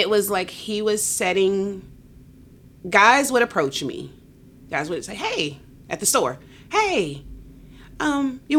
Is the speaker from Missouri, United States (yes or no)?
no; West Palm Beach, Florida, United States; I'm from West Palm Beach, Florida.